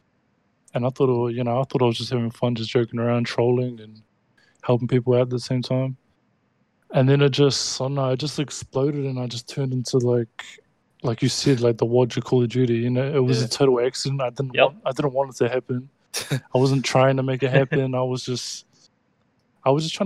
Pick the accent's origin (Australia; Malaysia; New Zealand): New Zealand; I'm from New Zealand.